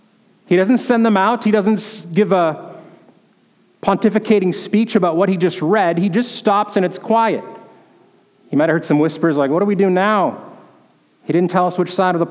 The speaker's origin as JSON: {"language": "English", "region": "North Dakota", "country": "United States", "tie": "born or raised there", "moved": "yes", "said": "where I grew up in North Dakota"}